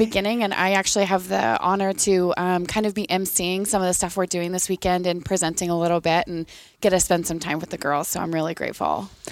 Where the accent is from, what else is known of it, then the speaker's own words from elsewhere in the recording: Eatonville, Washington, United States; I'm from Washington State. I'm from a super small town at the ba-, basement of Mount Rainier called Eatonville